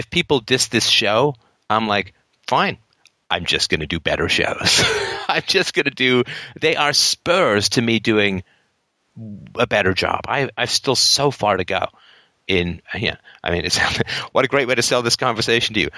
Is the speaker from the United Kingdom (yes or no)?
yes; England, United Kingdom; moved away; I grew up in England